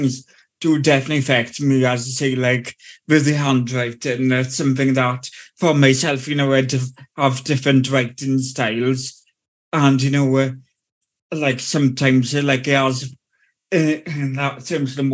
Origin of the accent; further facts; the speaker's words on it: South Wales, United Kingdom; I'm from South Wales